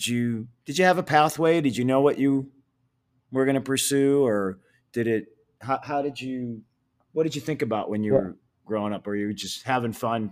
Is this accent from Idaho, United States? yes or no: no; Michigan, United States; Well, I grew up in the Midwest. I grew up in Michigan